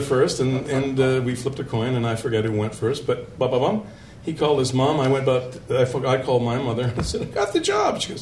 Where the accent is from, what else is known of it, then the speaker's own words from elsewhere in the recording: Toronto, Ontario, Canada; moved away as an adult; also born or lived in London, Ontario; from Chicago, from Toronto